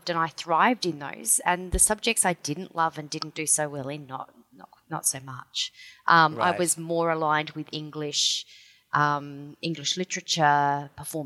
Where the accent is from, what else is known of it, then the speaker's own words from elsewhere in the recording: Victoria, Australia; now in South Australia, Australia; So I grew up in Victoria. I was born here in South Australia, but my parents, we moved to Victoria. We lived on a farm